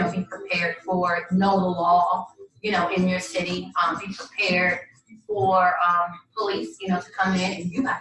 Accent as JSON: {"language": "English", "region": "the South", "country": "United States", "moved": "yes", "said": "I'm from the South"}